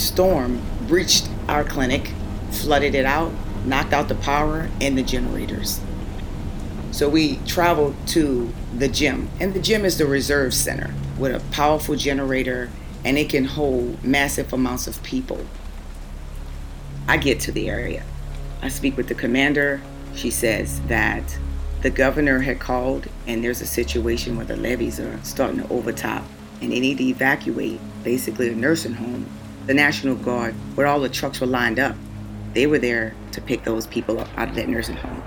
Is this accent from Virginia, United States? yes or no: no; New Orleans, Louisiana, United States; moved away as an adult; my own hometown of New Orleans